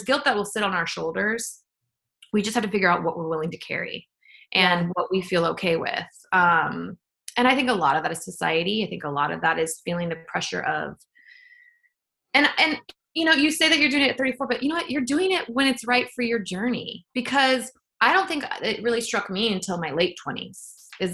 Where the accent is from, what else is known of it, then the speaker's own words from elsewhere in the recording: near Joshua Tree, California, United States; I grew up near Joshua Tree